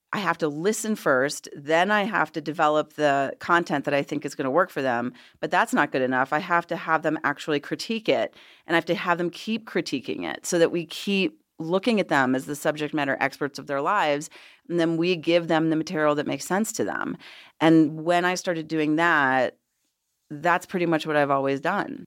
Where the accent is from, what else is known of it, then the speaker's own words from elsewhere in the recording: Washington, District of Columbia, United States; moved away as an adult; also born or lived in Los Angeles; now in Colorado, United States; I am originally from Washington, D C. Um, and I lived there, grew up there